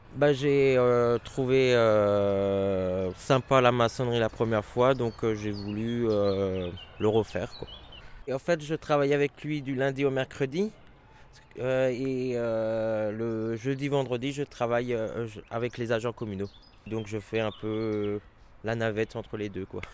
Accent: Marmoutier, Grand Est, France; also born or lived in Wasselonne; je suis natif de Marmoutier.

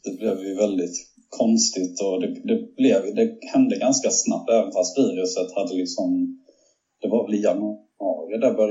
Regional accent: Sweden; moved away as an adult; also born or lived in Monaco; now in Indianapolis, United States; hemma i Sverige

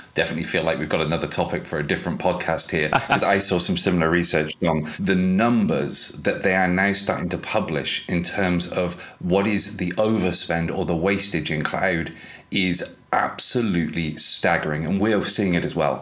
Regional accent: United Kingdom; I'm British

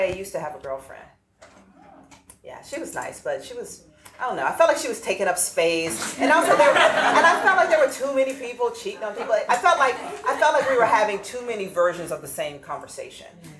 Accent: Atlanta, Georgia, United States; I grew up in the urban South. I grew up in Atlanta

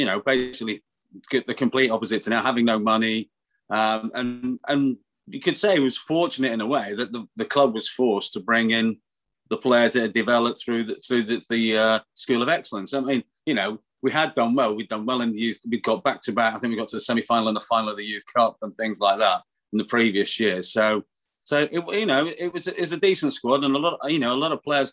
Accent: Manchester, North West England, United Kingdom; moved away as an adult; also born or lived in London; I was born in Colliehurst in Manchester, not born in Bury.

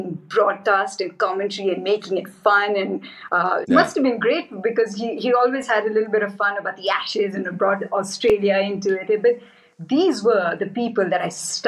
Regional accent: India; I'm Indian

